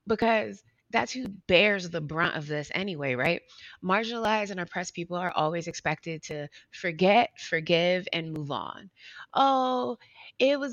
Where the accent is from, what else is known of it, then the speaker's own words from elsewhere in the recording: Youngstown, Ohio, United States; accent: Southern; also born or lived in North Carolina; we moved from a small town in North Carolina to a slightly bigger town in Ohio. I grew up in Youngstown, Ohio, for the most part